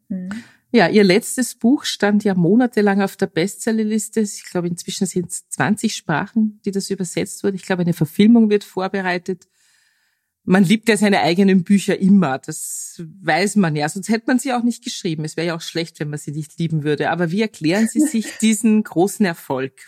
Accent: Austria; als Österreicherin

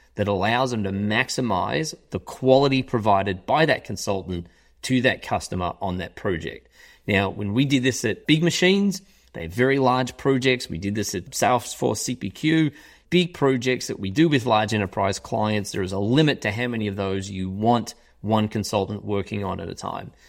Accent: Melbourne, Victoria, Australia; moved away as an adult; also born or lived in United Kingdom; now in Chicago, United States; I'm from Australia, yes, I, I'm from Australia. I grew up in Australia.

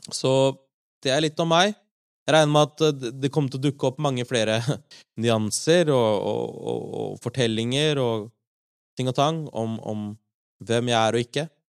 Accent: Larvik, Vestfold, Norway; also born or lived in Oslo; Jeg er oppvokst i Larvik, eh, men født i Oslo

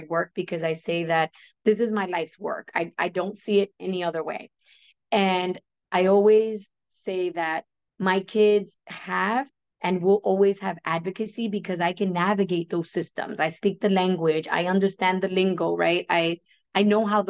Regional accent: New York, United States; accent: New Yorkian; my New Yorkian accent

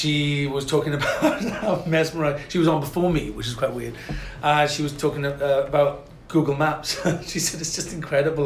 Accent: Wales, United Kingdom; I am Welsh

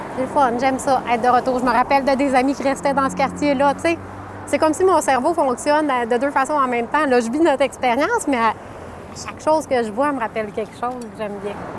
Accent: Chicoutimi, Quebec, Canada; also born or lived in Alma / Arvida; Je suis native de Chicoutimi, mais j'ai aussi vécu à Alma et à Arvida.

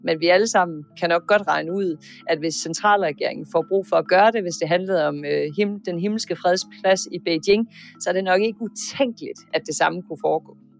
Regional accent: Denmark; som dansker

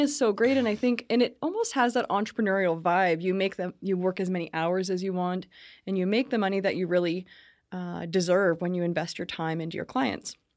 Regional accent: Brantford, Ontario, Canada; I was born in Brantford

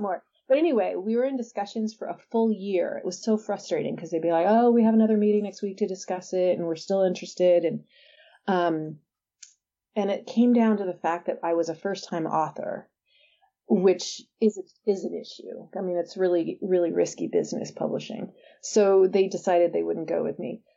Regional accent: San Diego, California, United States; I'm from San Diego

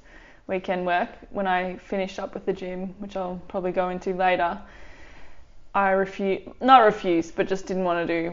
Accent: Timboon, Victoria, Australia; also born or lived in Rokewood; So we grew up in Timboon, Berrigarra, Rokewood, and...

